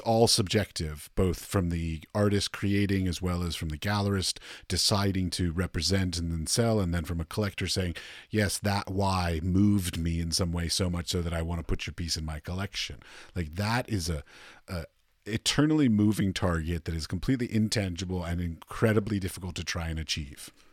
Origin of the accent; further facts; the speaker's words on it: Washington, District of Columbia, United States; I'm from Washington, D C, and I went to New York a lot